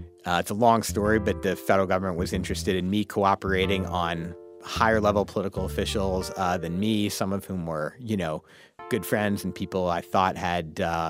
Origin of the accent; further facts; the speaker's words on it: St. Louis, Missouri, United States; I'm from St. Louis.